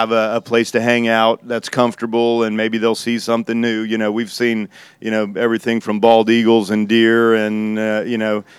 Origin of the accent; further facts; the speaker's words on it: South Louisiana, United States; moved away as an adult; also born or lived in New Orleans; now in Florida, United States; Growing up in South Louisiana